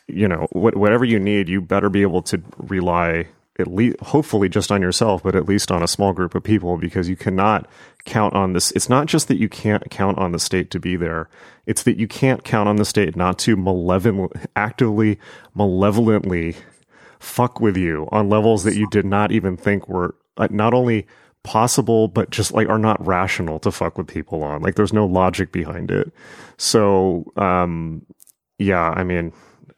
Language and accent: English; Southern California, United States; also born or lived in Los Angeles; I had been in Los Angeles for 11 years and I grew up in Southern California